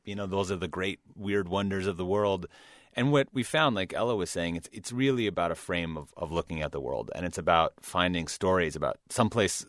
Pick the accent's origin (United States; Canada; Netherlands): United States; Midwest; I, I grew up in the Midwest